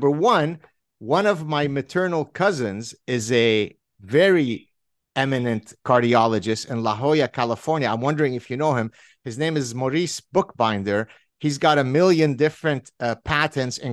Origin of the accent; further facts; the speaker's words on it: Lebanon; I'm from Lebanon, hence Mediterranean